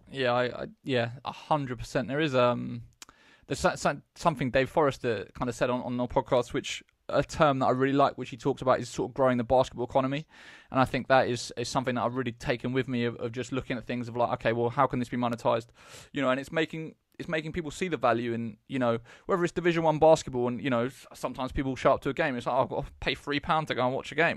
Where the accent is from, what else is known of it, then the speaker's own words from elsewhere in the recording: Eastbourne, South East England, United Kingdom; growing up in Eastbourne